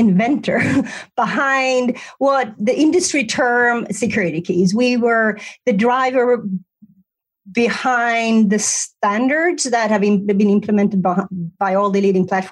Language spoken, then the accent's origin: English; Sweden; moved away as an adult; also born or lived in United States; now in California, United States; I was born in US by Swedish parents, and then I grew up in Sweden